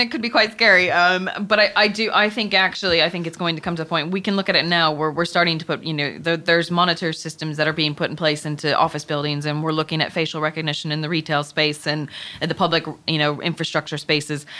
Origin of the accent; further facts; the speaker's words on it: Chicago, Illinois, United States; moved away; I am originally from Chicago.